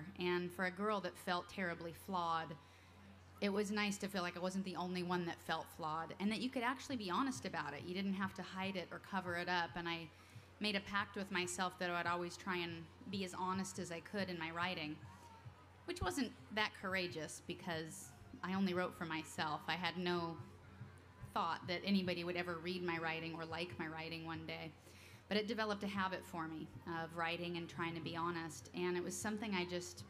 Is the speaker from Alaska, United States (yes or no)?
yes; Alaska, United States; moved away; I grew up in Alaska